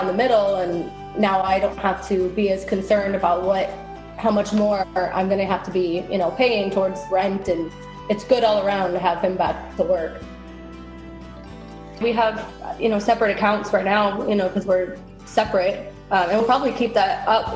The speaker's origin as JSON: {"language": "English", "region": "Michigan", "country": "United States", "tie": "born or raised there", "moved": "yes", "lives_now": "Miramar, United States", "said": "I grew up in Michigan"}